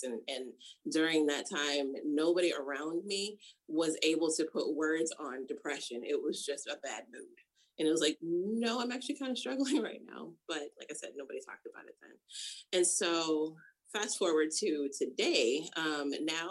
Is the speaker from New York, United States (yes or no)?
yes; Rochester, New York, United States; moved away as an adult; also born or lived in California; I grew up in Rochester, New York